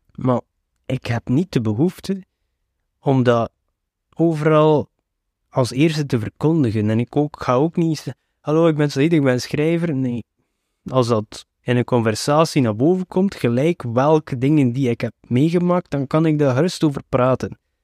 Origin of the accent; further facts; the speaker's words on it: Flanders, Belgium; ik ben geboren en getogen in België, maar ik hoor hier toch niet thuis